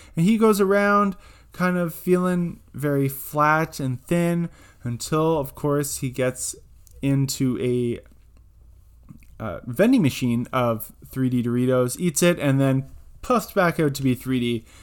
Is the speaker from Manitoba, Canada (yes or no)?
no; Almonte, Ontario, Canada; just outside of my hometown in Almont, Ontario